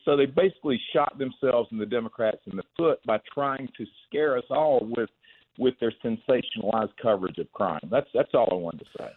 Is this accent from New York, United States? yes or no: yes; New York, United States; as a New Yorker myself